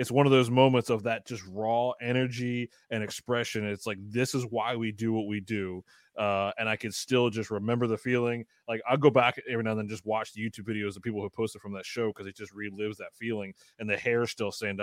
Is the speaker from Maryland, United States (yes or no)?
yes; Baltimore, Maryland, United States; now in Philadelphia, United States; I'm originally from Maryland, Baltimore.